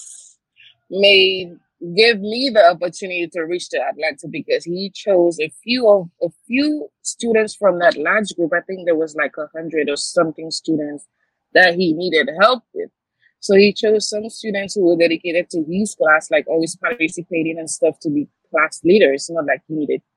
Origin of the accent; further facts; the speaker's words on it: St. Lucia; now in New York, United States; I'm originally from the Caribbean, St. Lucia specifically